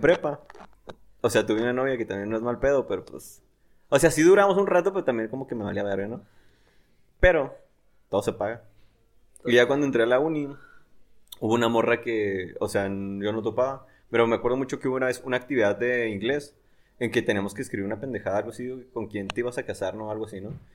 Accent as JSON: {"language": "Spanish", "town": "Delicias", "region": "Chihuahua", "country": "Mexico", "said": "yo soy de Delicias"}